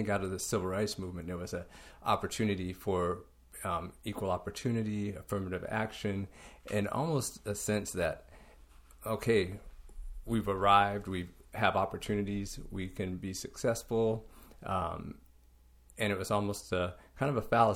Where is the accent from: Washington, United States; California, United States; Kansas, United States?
Washington, United States; Lakewood; I was born in Lakewood, Washington. Grew up, went to school in Lakewood, Washington.